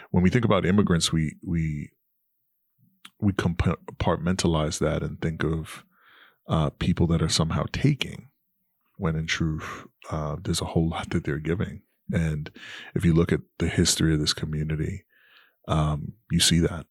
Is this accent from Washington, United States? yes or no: no; New York City, New York, United States; moved away as an adult; now in Charlotte, United States; proud New Yorker from Queens